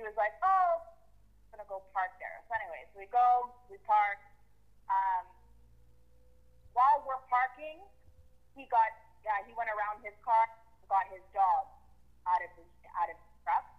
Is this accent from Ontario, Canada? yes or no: no; Montreal, Quebec, Canada; I'm 31, and I'm from Montreal, Quebec Quebec, Canada